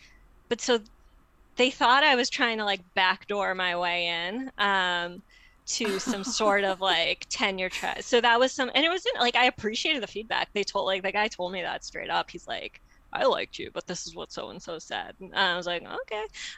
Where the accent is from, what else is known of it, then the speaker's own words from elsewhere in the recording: Midwest, United States; I'm apparently a Midwesterner, who knew, although my husband calls me a coastie